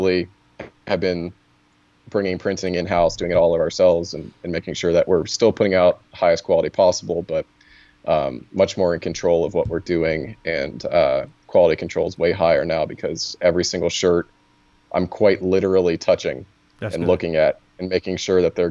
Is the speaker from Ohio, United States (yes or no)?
no; Virginia, United States; I'm from Virginia